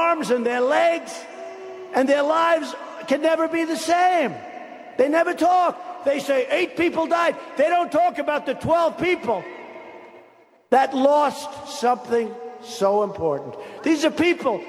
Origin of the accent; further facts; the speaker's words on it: near Long Island, New York, United States; I grew up in near Long Island, and I know every town out there.